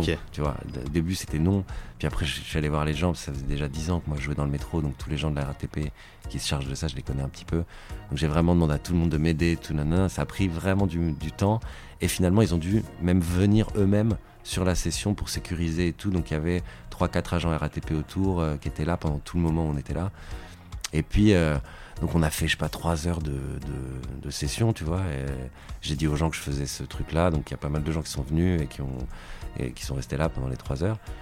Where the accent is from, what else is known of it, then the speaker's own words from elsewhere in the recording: Paris, Île-de-France, France; je suis parisien